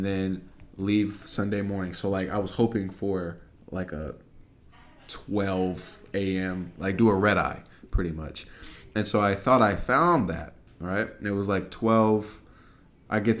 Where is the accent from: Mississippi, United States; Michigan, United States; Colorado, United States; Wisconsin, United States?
Colorado, United States; moved away as an adult; that's where I grew up. That's not from there. I mean, I wasn't born there, but I'm from there.